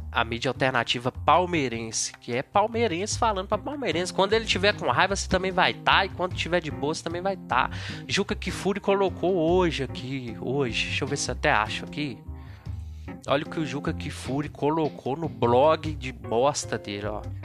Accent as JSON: {"language": "Portuguese", "town": "Belo Horizonte", "region": "Minas Gerais", "country": "Brazil", "said": "eu sou aqui de BH"}